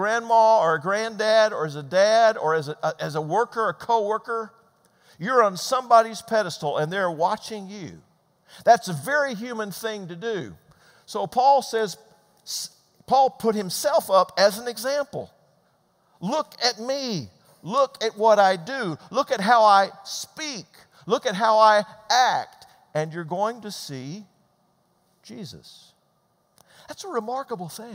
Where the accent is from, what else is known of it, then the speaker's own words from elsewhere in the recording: Georgia, United States; moved away as an adult; also born or lived in Midwest; We grew up in Georgia. That's where I'm from.